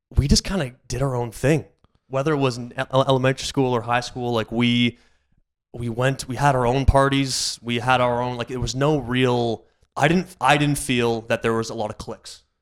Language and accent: English; Aurora, Ontario, Canada; also born or lived in Sarnia; now in Toronto, Canada; Grew up in Aurora.